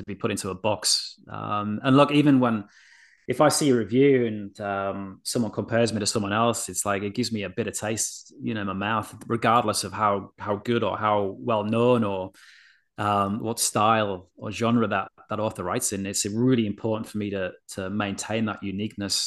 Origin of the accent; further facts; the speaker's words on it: Yorkshire and the Humber, United Kingdom; I'm a Yorkshireman. Like, I grew up around humor